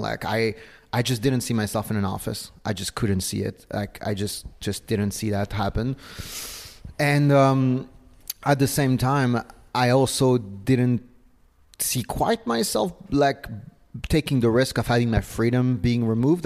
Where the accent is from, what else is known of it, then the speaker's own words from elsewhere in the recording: Paris, Île-de-France, France; moved away; also born or lived in south of Spain; I was born and raised in Paris